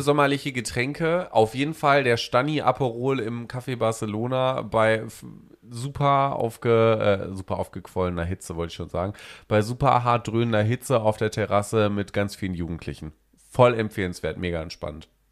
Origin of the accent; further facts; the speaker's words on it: North Rhine-Westphalia, Germany; now in Hamburg, Germany; Bei uns in Ostwestfalen, da wo ich ja wegkomme